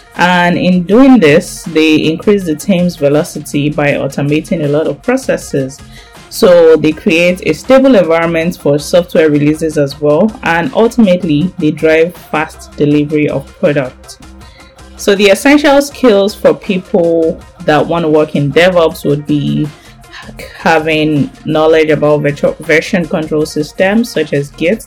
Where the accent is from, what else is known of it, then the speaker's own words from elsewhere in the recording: Nigeria; Nigeria, my home country